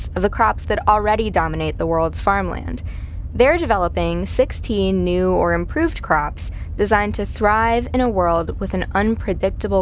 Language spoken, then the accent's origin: English; Minnesota, United States; my home state of Minnesota